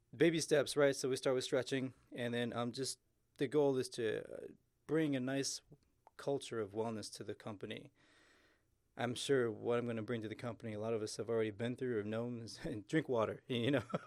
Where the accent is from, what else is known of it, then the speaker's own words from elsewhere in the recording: Houston, Texas, United States; moved away; originally I'm from Houston